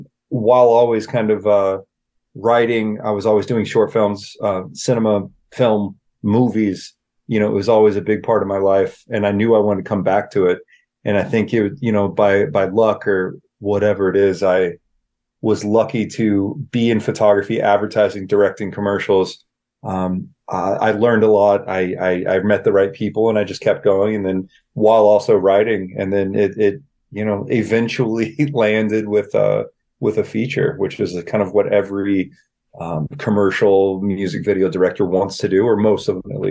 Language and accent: English; Bakersfield, California, United States; also born or lived in New Orleans; I was born in Louisiana, New Orleans, both parents born and raised in Mississippi. So they go back a few generations. So I was lucky enough to have those Southern roots. And then I was raised mostly in Bakersfield, California.